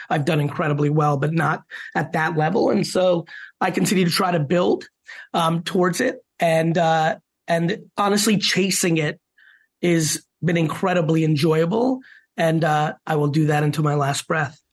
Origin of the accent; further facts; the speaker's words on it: Queens and then New Jersey, United States; also born or lived in Soviet Union; growing up in Queens and then New Jersey